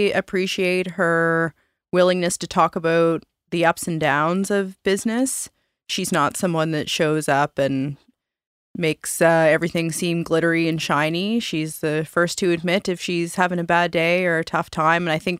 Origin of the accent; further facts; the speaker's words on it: Halifax, Nova Scotia, Canada; We're both from Halifax.